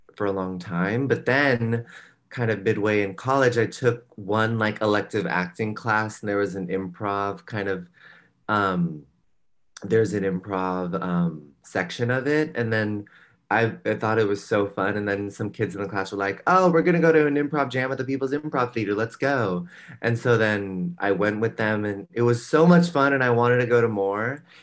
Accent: San Rafael, California, United States; moved away as an adult; also born or lived in New York; I'm from a suburb outside of San Francisco called San Rafael, and um, I um, I grew up there, and then I moved to New York for college

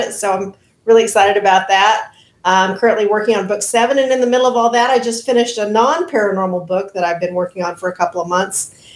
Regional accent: Oklahoma, United States; my home state of Oklahoma

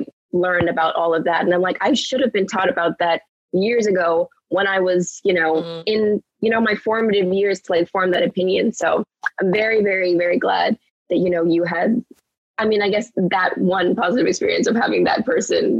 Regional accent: Bahamas; I'm not American, so I grew up in the Bahamas

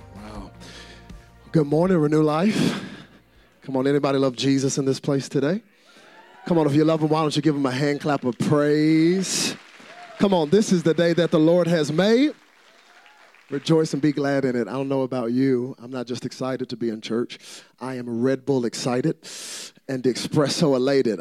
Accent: Dallas, Texas, United States; I'm from Dallas, Texas

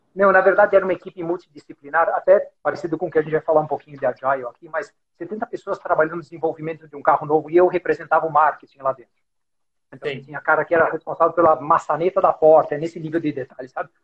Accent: São Paulo, Brazil; also born or lived in Germany; sou brasileiro, nascido em São Paulo

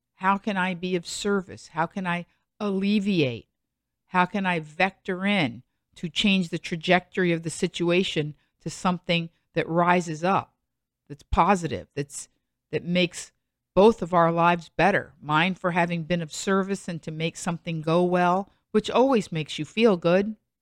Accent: United States; also born or lived in Los Angeles; as an American who's lived twenty years in Los Angeles

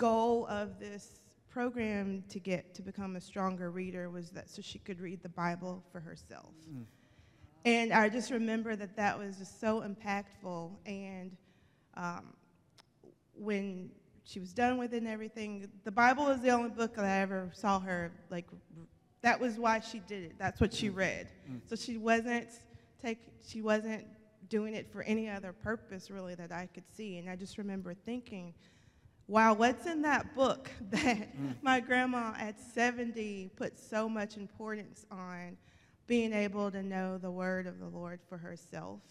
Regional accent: Alabama, United States; I'm from Alabama

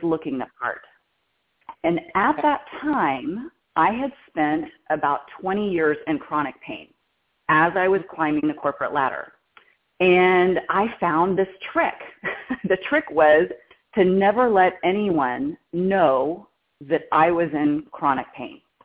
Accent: Texas, United States; moved away as an adult; now in California, United States; I'm from Texas

